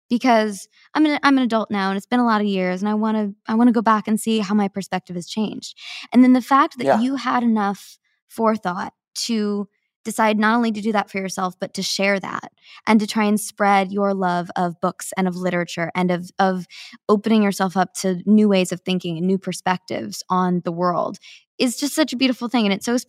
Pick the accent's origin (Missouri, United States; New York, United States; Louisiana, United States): Missouri, United States; Kansas City; I would love that. I grew up in Kansas City. Chicago is my favorite city in the U.S. to eat in.